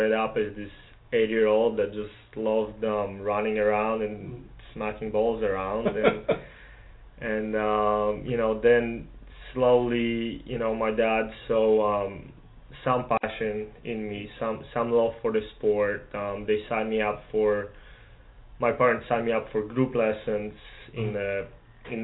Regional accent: Poland; moved away as an adult; now in Dallas, United States; I'm from Poland. I'm currently in law school at SMU. When I was little, my dad was a professional soccer player, mm-hmm. and my family always wanted me to play sports. You know, growing up in a communist country

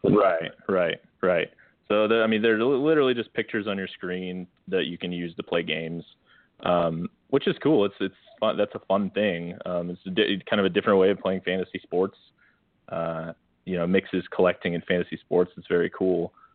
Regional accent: northern Iowa, United States; moved away; I was from from Northern Iowa all northern Iowa, not quite Minnesota, but close.

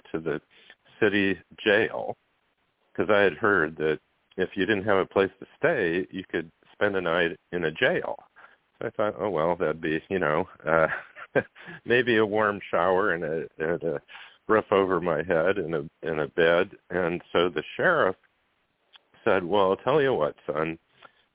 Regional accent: Goshen, Indiana, United States; also born or lived in Fort Leonard Wood, Missouri; moved to Goshen, Indiana, and that's where I grew up.

